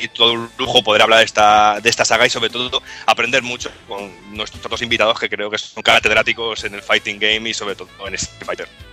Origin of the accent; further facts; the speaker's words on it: Medina del Campo, Castile and León, Spain; mi pueblo, aquí tan en el centro, en Valladolid, en Medina del Campo, que era mi pueblo